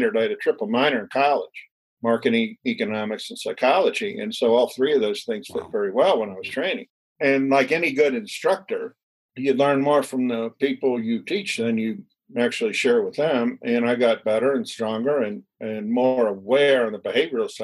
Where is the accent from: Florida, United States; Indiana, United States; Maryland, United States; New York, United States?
Maryland, United States; Annapolis; also born or lived in Philadelphia, Pennsylvania / Baltimore; born in Philadelphia. I grew up in Annapolis, Maryland, left home at 17 to work my way through school